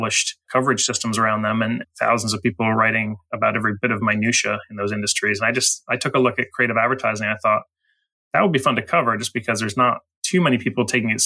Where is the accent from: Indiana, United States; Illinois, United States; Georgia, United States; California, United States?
Illinois, United States; Chicago; moved away as an adult; also born or lived in St. Louis / New York; I'm from the Chicago area. So, you know, Midwestern kid